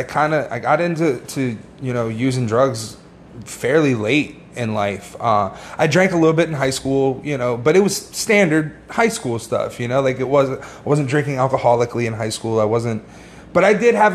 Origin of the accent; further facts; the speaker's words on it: Northern Virginia, United States; moved away as an adult; now in South Florida, United States; originally I'm from Northern Virginia, just outside D.C